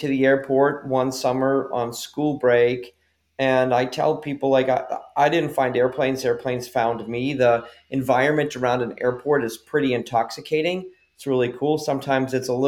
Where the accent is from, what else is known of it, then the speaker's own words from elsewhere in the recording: just outside of Boston, Massachusetts, United States; I grew up just outside of Boston, Massachusetts